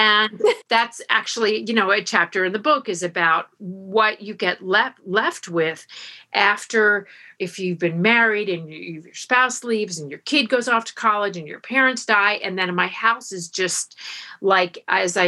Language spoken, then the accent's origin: English; Florida, United States; I grew up in Florida